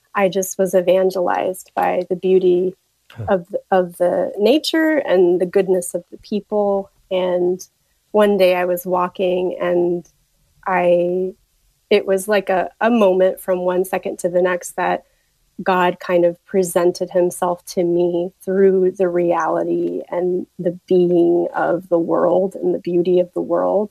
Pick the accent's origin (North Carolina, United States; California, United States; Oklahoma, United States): Oklahoma, United States; Tulsa; moved away; I am from Tulsa, Oklahoma. My family is still there